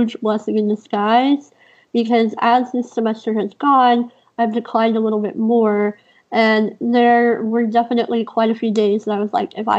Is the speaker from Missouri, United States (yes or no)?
no; Houston, Texas, United States; I grew up in Houston